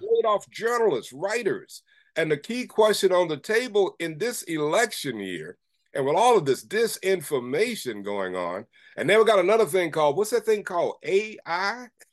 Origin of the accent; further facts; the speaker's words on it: Elizabeth City, North Carolina, United States; moved away as an adult; now in Syracuse, United States; growing up in Elizabeth City, North Carolina